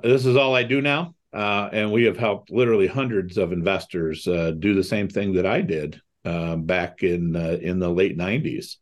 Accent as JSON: {"language": "English", "town": "Toledo", "region": "Ohio", "country": "United States", "tie": "born or raised there", "also_born_or_lived": "Cleveland, Ohio", "said": "I grew up in Toledo, Ohio."}